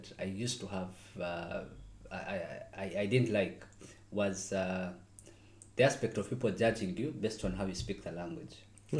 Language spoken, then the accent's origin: English; Mbarara, Western Region, Uganda; moved away as an adult; also born or lived in Russia; now in Moscow, Russia; I'm from Western Uganda. And it's the place called Mbarara.